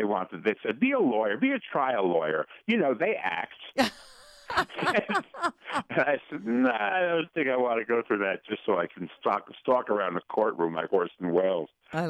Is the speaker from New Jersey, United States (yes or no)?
yes; Paterson, New Jersey, United States; also born or lived in New York; I was born in New York, and I was taken to Paterson, New Jersey, in 4 days.